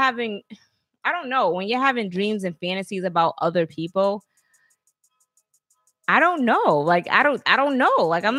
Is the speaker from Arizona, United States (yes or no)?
no; Alabama, United States; So I'm from Alabama.